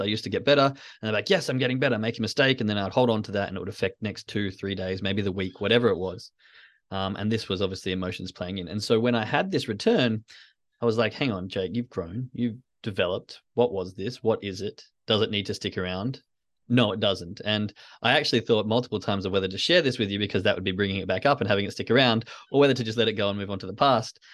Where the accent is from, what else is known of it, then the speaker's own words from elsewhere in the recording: Western Australia, Australia; I grew up in Western Australia